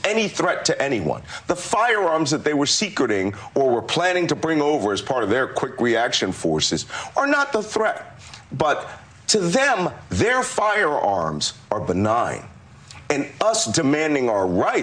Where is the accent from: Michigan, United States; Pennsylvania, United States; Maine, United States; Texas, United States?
Pennsylvania, United States; Philadelphia; I'm a Philadelphian